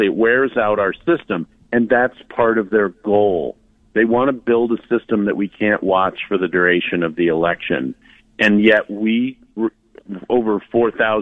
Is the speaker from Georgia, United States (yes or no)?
no; Virginia, United States; also born or lived in New Jersey; I was born in New Jersey. I legally immigrated to Virginia when I was two